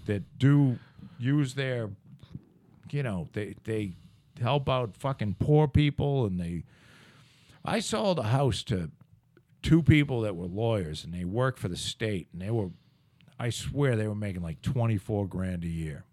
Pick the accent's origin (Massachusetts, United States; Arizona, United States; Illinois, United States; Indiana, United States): Massachusetts, United States; Plymouth; from Brockton to here was, that definitely is a move up